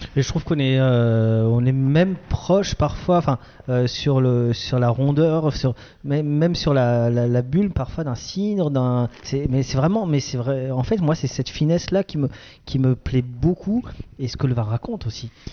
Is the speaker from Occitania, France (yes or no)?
no; Grand Est, France; je suis un Alsacien